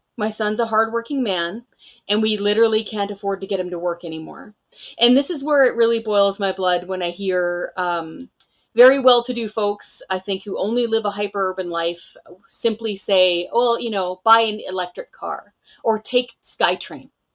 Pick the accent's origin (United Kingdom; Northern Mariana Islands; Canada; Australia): Canada; British Columbia; moved away as an adult; also born or lived in Ottawa, Canada; now in Lethbridge, Canada; I was born and raised in British Columbia